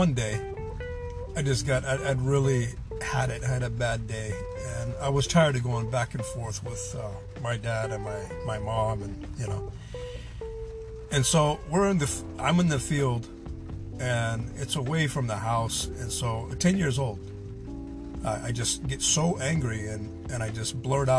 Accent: Pacific Northwest, United States; also born or lived in Southern California; we all packed up and went to the Pacific Northwest, where she remarried

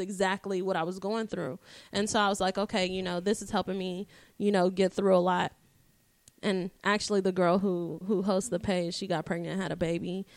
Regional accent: Dallas, Texas, United States; I was born in Dallas, Texas at one oh six A M

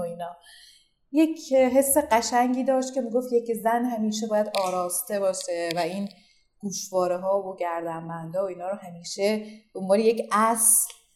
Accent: Iran; من یک زن هنرمند ایرانیم

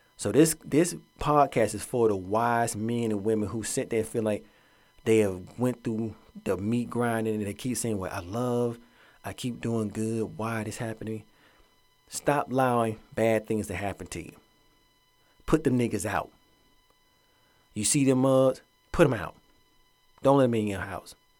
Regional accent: Atlanta, Georgia, United States; moved away; Growing up in Atlanta, that's my hometown

